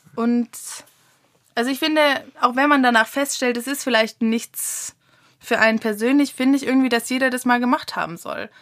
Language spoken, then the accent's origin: German; Germany; wir Deutschen sind halt einfach nur mal, glaube ich, ein Volk, die privilegiert sind, viel zu reisen